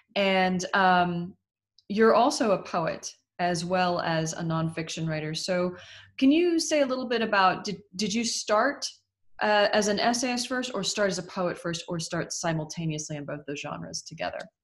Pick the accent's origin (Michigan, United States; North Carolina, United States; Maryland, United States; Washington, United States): Washington, United States; Seattle; I grew up in Seattle.